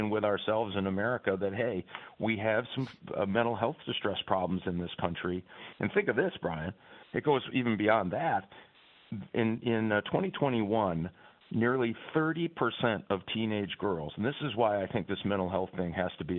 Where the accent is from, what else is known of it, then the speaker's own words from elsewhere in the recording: Michigan, United States; my home state of Michigan